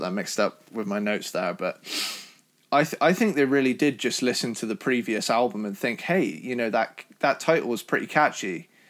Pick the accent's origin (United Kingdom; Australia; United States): United Kingdom; Cornwall, South West England; my family, we're from Cornwall, so we're, we're Cornish. So we're in, like, the proper southwest